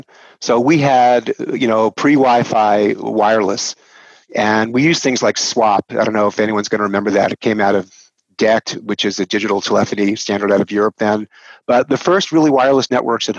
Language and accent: English; New York, United States; accent: New York; moved away as an adult; now in Portland, United States; my accent is from New York, born and raised New Yorker.